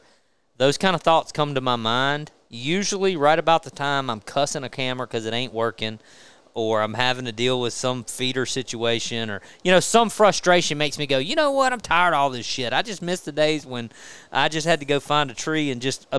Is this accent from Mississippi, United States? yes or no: yes; Mississippi, United States; I grew up in Mississippi